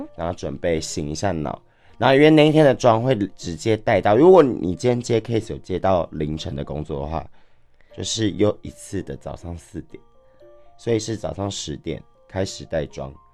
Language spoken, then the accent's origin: Chinese; Kaohsiung, Taiwan; moved away as an adult; now in Taipei, Taiwan; 因为我是高雄人，然后嗯。我是上来台北工作的